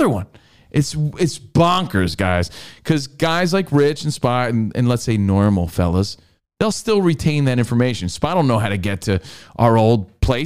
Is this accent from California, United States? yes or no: no; New Jersey, United States; now in Los Angeles, United States; I'm from Jersey